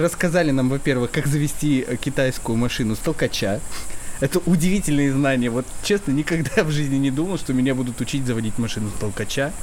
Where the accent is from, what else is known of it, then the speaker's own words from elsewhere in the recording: Chelyabinsk, Chelyabinsk Oblast, Russia; я сам тоже из Челябинска